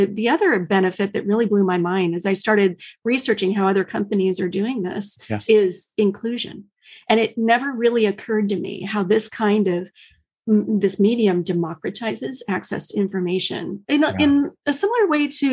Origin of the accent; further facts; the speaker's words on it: Midwest, United States; also born or lived in Chicagoland area / Ohio / Wisconsin; now in Silicon Valley, United States; I live in Silicon Valley, but my roots are in the Midwest. Spent a good number of years in the Chicagoland area, and family from Ohio and Wisconsin